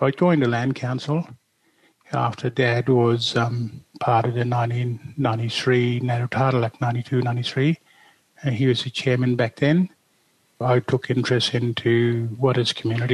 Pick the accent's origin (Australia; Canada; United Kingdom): Australia; Derby, Western Australia; also born or lived in Broome / Mount Anderson; I grew up and born in Derby